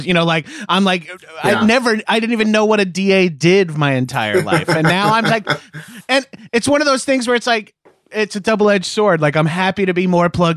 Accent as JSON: {"language": "English", "town": "Bellmore", "region": "New York", "country": "United States", "tie": "born or raised there", "moved": "yes", "lives_now": "Los Angeles, United States", "said": "I'm class of 2000, Mepham High School"}